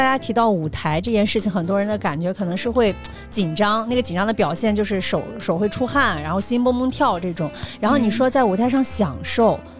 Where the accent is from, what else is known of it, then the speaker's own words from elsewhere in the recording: Qingdao, Shandong, China; 我也是山东青岛。